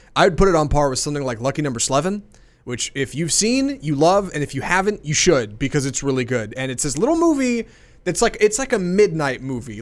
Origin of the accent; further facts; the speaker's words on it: United States; I'm born and raised in America